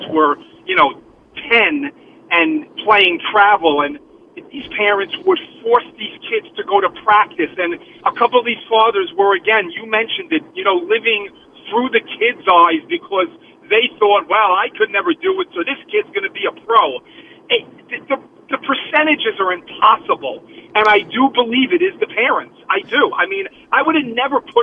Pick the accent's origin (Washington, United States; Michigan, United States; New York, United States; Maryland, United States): New York, United States; New York City; now in Westwood, New Jersey, United States; I'm 55, and I grew up in Brooklyn